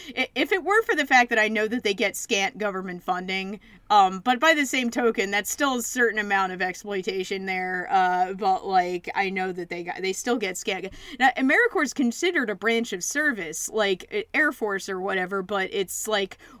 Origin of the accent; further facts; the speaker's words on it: Philadelphia, Pennsylvania, United States; I'm from Philly